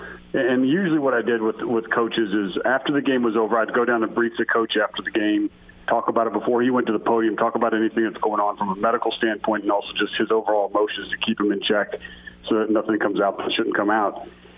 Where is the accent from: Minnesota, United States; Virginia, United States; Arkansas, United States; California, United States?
Minnesota, United States; born there; also born or lived in South Dakota; I was born in Minnesota and spent some time in South Dakota, too. So I know what cold feels like